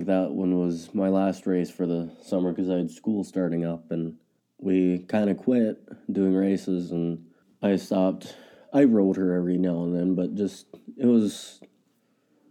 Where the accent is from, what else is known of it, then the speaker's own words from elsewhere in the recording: Ransom County, North Dakota, United States; I'm from Ransom County, North Dakota.